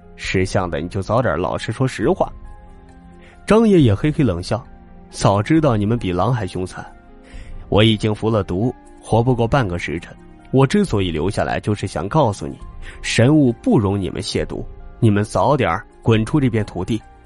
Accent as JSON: {"language": "Chinese", "country": "China", "said": "我们中国人都会特别地神秘"}